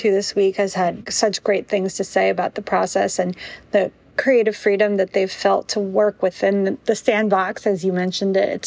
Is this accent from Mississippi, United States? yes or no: no; New York, United States; which would be very exciting for me as a New Yorker